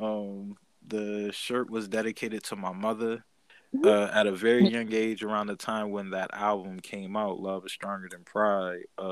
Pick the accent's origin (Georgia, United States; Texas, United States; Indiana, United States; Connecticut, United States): Connecticut, United States; Bridgeport; I'm from Bridgeport, Connecticut